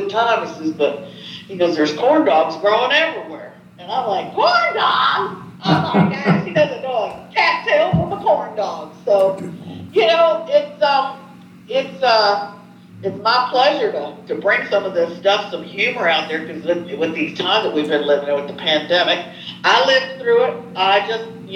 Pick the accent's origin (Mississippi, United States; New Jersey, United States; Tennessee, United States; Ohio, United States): Tennessee, United States; East; also born or lived in Chicago, Illinois; I'm in East Tennessee outside of Knoxville